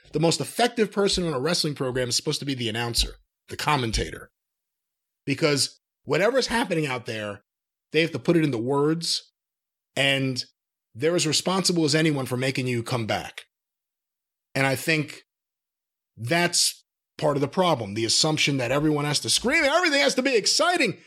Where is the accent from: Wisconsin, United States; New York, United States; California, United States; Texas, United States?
New York, United States; growing up in New York